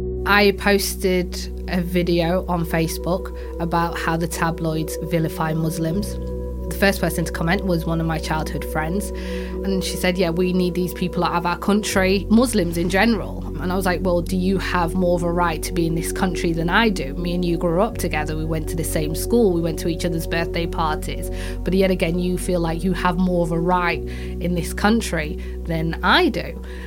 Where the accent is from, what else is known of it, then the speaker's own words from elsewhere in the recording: Yorkshire and the Humber, United Kingdom; When I went to Africa, I realised I'm actually a Yorkshire girl. I'm from Yorkshire, I'm British.